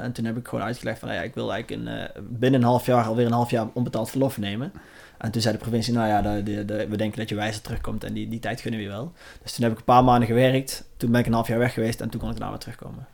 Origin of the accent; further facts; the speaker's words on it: Langenboom, North Brabant, Netherlands; ik kom dus uit Larenboom